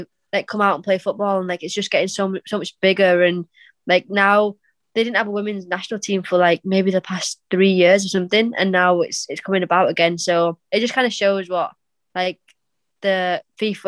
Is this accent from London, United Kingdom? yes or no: no; Bradford, Yorkshire and the Humber, United Kingdom; moved away as an adult; now in Italy; I'm like Pakistani and I'm from Bradford